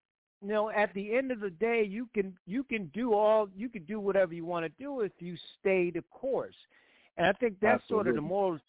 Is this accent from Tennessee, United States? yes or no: no; Connecticut, United States; I'm from Connecticut.